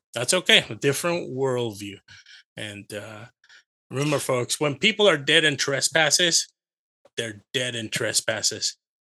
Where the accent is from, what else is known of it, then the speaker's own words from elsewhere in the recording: California, United States; I'm from California